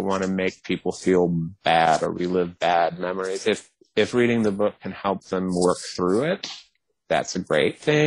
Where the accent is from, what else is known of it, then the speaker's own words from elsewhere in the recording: the South, United States; I'm from the South